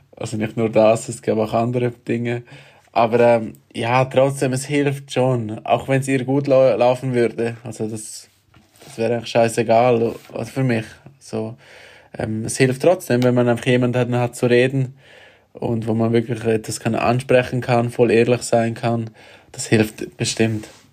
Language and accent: German; Graubünden, Switzerland; ich bin auch von Grabünden und äh, sehr nahe von da, wo ich aufgewachsen bin.